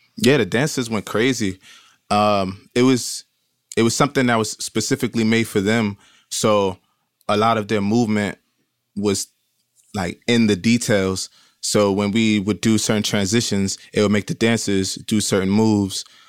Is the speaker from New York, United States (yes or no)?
yes; Brooklyn, New York, United States; growing up in Brooklyn, it's so many, like, different Caribbean cultures.